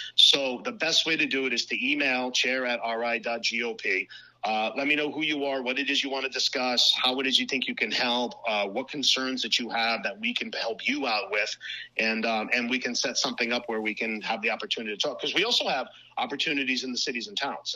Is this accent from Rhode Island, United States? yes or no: yes; Cranston, Rhode Island, United States; born and raised in Cranston, Rhode Island, uh, currently still live there as well